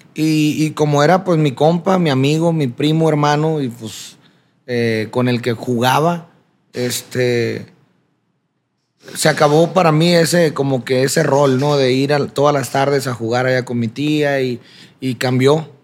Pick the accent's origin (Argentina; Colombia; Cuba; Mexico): Mexico; Culiacancito, Sinaloa; nací en Culiacán, Sinaloa, como lo mencionas. Me crié en un pueblo pequeño a, las afueras de Culiacán que se llama Culiacancito.